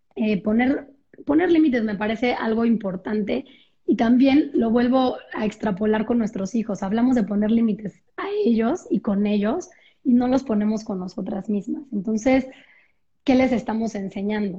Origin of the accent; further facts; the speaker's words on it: Mexico; soy de México